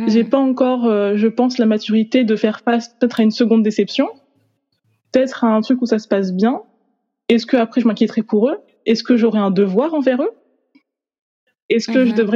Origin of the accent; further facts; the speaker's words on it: Haiti; now in France; Donc en fait, je peux pas oublier, on va dire, que je viens d'Haïti.